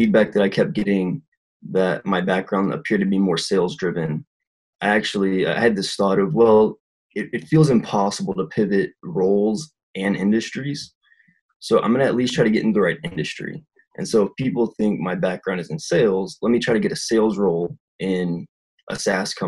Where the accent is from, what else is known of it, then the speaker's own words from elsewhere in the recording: South Louisiana, United States; moved away as an adult; now in Utah, United States; I'm originally from South Louisiana, where there's literally no tech at all, and moved up to Utah